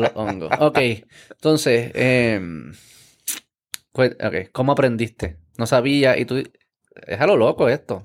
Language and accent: Spanish; Puerto Rico; como puertorriqueño